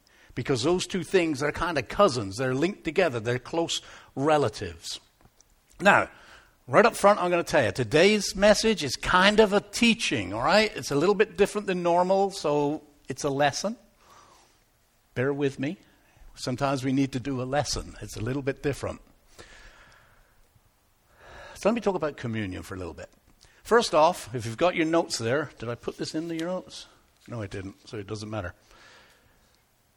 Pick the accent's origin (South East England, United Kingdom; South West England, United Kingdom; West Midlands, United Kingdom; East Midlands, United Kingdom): South West England, United Kingdom; Devon; now in Canada; I am from Devon